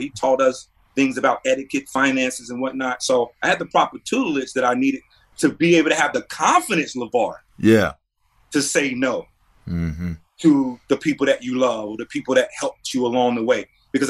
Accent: North Carolina, United States; Representing my hometown, representing the state of North Carolina is also right up there.

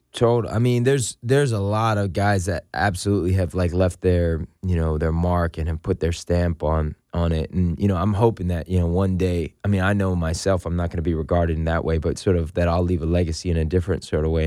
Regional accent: San Francisco, California, United States; moved away as an adult; also born or lived in Los Angeles; I grew up in the Richmond district in San Francisco

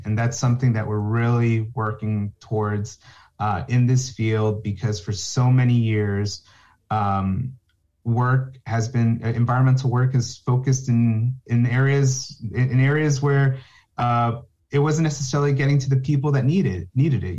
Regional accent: New Jersey, United States; I'm from New Jersey, born in New Jersey, raised, college, everything in New Jersey

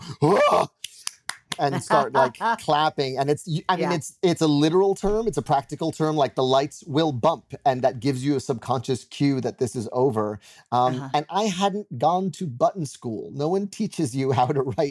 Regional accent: New York City, New York, United States; I'm a New Yorker

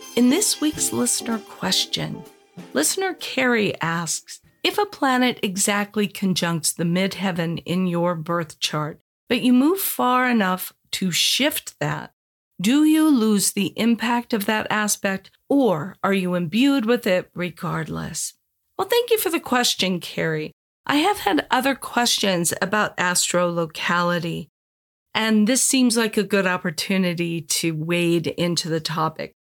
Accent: Los Angeles, California, United States; also born or lived in Indiana; now in San Diego, United States; I grew up in Los Angeles

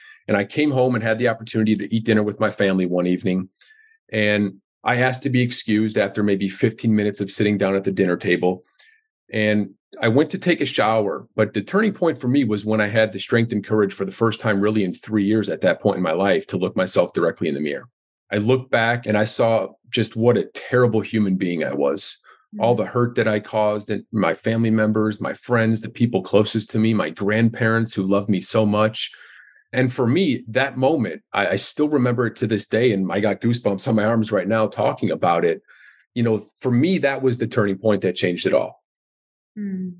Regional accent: Darien, Illinois, United States; now in Chicago, United States; I grew up in Darien, Illinois, which is a suburb of Chicago, which I live in downtown Chicago right now.

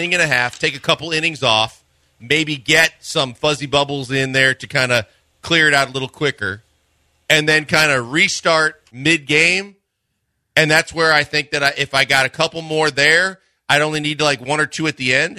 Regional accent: Wisconsin, United States; growing up in Wisconsin

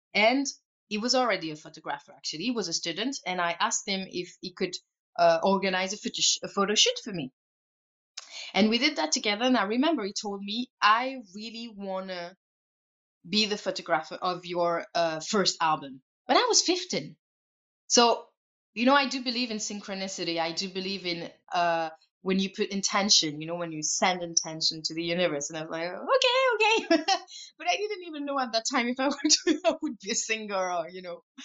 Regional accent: Switzerland; I come from Switzerland, you know, so you're surrounded by nature

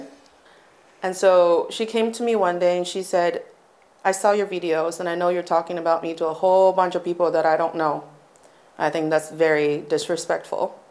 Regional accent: Northeast China, China; now in Beijing, China; I am from the northeast part of China, the very cold part of China

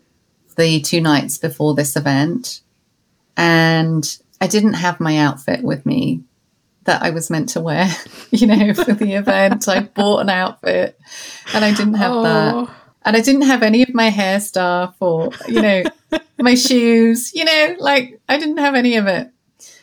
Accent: London, United Kingdom; growing up in London

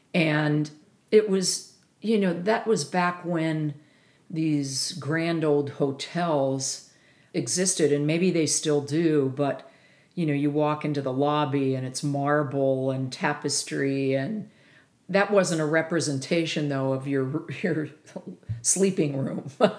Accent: Pennsylvania, United States; as a kid, growing up in Pennsylvania

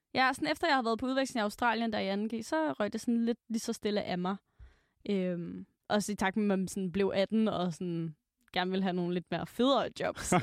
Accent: Aalborg, North Denmark Region, Denmark; moved away; Så var jeg hjemme i Aalborg

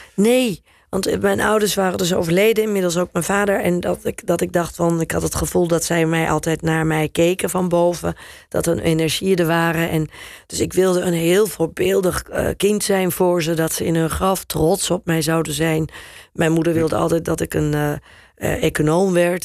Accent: Netherlands; accent: Dutch; moved away as an adult; also born or lived in England / New York / Turkey; ik heb natuurlijk wel een Nederlands accent in mijn, eh, in mijn Engels.

